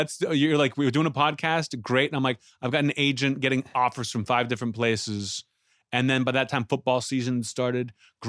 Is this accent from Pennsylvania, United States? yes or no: yes; Pittsburgh, Pennsylvania, United States; moved away; They don't know I'm from Pittsburgh.